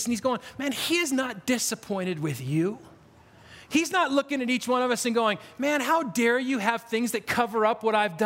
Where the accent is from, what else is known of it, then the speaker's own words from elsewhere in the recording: Spokane, Washington, United States; also born or lived in Stockton, California; I grew up in Spokane.